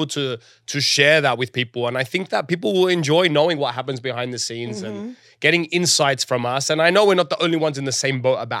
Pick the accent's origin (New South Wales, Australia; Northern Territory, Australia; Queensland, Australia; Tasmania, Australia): New South Wales, Australia; Sydney; now in Los Angeles, United States; I am born and raised in Sydney, Australia. I live right now in the beautiful city of Los Angeles, California.